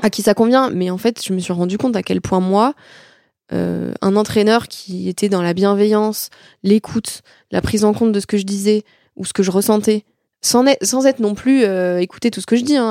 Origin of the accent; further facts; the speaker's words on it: France; chez nous en France